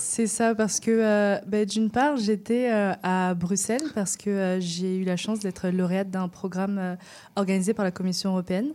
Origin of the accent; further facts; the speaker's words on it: France; moi je viens de France